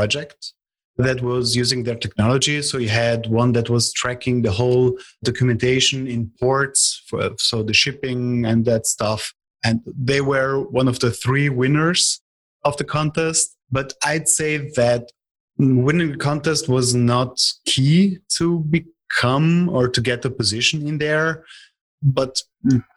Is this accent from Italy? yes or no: yes; Italy; I am from Italy.